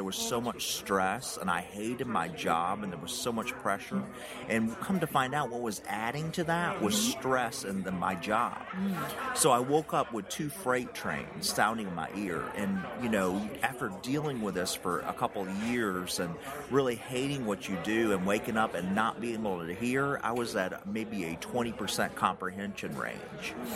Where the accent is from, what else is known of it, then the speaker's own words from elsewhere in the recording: United States; accent: Tennessee, Georgia mixture; country; As you can tell by my accent, I'm country